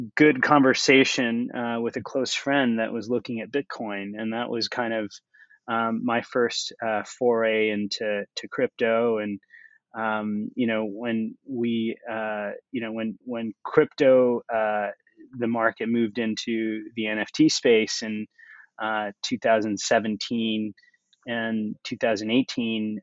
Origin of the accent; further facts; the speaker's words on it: United States; moved away; also born or lived in India / New York; I grew up in the United States